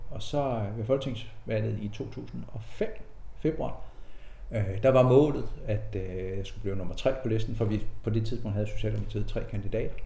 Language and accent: Danish; Lilleø, Zealand, Denmark; also born or lived in Korsør; så er jeg født i Korsør. Øh, øh, vokse op som barn på Lilleø